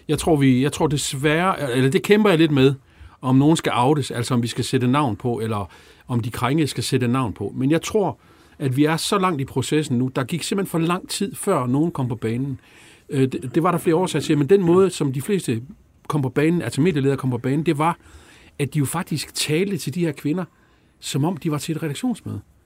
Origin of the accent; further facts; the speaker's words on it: Jutland, Denmark; jeg er fra Jylland